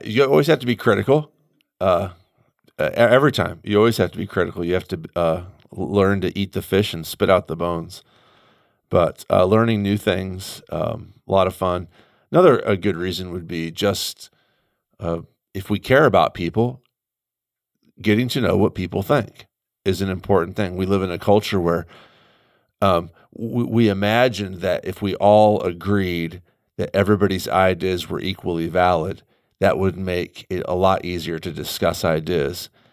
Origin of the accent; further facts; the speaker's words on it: United States; I'm also an American